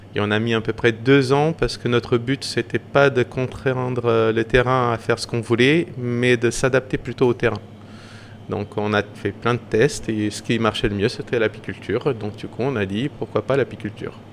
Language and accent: French; Madeira, Portugal; also born or lived in northern Portugal / Paris; now in Moulins-Engilbert, France; moi, je suis de Madère